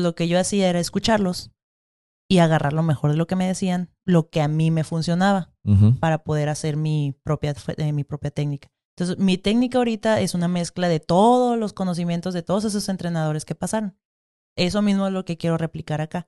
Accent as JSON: {"language": "Spanish", "country": "Mexico", "said": "somos mexicanos"}